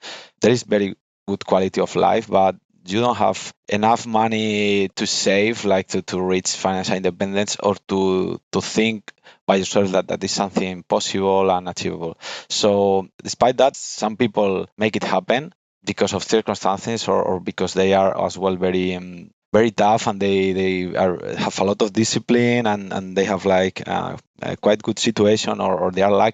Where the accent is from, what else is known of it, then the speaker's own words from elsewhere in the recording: Salamanca, Castile and León, Spain; English is a second language; moved away; also born or lived in Madrid, Spain / United Kingdom / Brazil; I'm a Spaniard. I was born in Salamanca, a province of Spain, this little place. And I have been moving around all my life